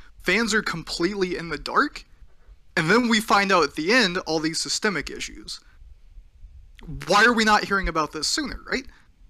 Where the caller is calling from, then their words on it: Washington, United States; Just outside of Seattle.